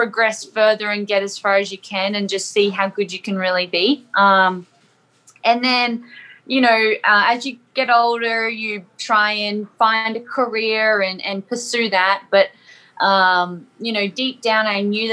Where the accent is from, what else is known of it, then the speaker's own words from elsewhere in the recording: Sunshine Coast, Queensland, Australia; moved away as an adult; now in Cookeville, United States; So I'm actually from, it's not really small anymore, but it's like a beachy town in Queensland called the Sunshine Coast. Back in Australia, I should probably specify that if people don't understand my accent, but yeah, so I'm originally from Australia, and now I currently live in Tennessee